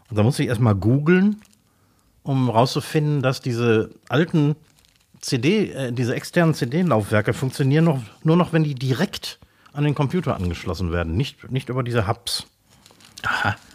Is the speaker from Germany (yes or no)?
yes; West Germany, Germany; so als Wessi.